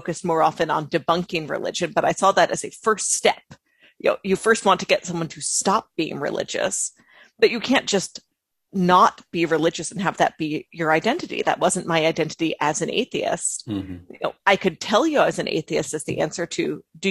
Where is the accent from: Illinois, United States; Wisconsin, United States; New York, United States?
New York, United States; Long Island; I grew up on Long Island